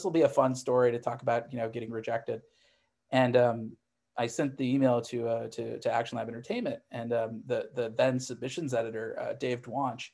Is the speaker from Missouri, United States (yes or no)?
yes; Missouri, United States; I grew up in Missouri